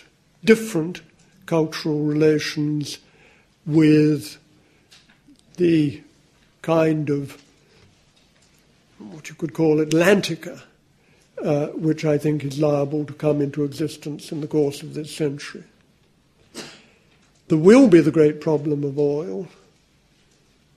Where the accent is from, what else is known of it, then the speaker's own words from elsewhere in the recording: United Kingdom; It's jolly nice being British now